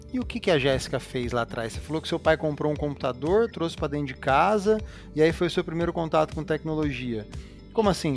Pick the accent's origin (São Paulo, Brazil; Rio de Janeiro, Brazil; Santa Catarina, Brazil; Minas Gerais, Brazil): São Paulo, Brazil; interior of; now in São Paulo, Brazil; eu sou do interior de São Paulo e eu vim para a capital